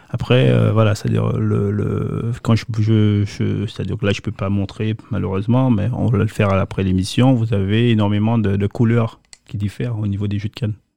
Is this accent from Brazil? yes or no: no; Ducos, Martinique; je suis originaire de Ducos, la Martinique